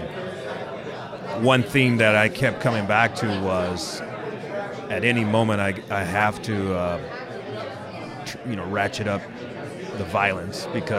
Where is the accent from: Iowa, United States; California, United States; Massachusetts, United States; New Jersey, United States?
California, United States; Malibu; and I'm from Malibu. What do I have to choose, north or south?